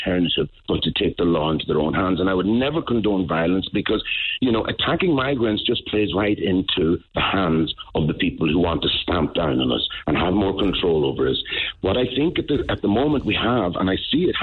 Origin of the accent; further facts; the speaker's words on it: Donegal, Ulster, Ireland; I'm from Donegal. What I understood growing up in Ireland